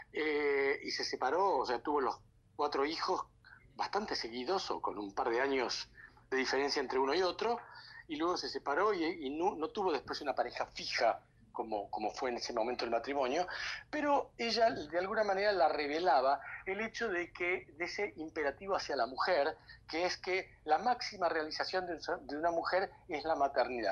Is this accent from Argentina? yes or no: yes; Argentina; así somos nosotros los argentinos